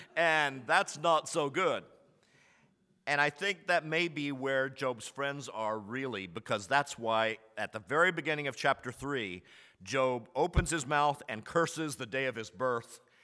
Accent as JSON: {"language": "English", "town": "Commerce", "region": "Texas", "country": "United States", "tie": "born or raised there", "said": "I was raised in Commerce, Texas, in a small university town"}